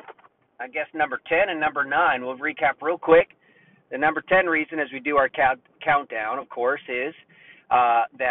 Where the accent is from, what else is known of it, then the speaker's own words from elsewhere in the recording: Florida, United States; now in North Carolina, United States; I'm from Florida, but I live in North Carolina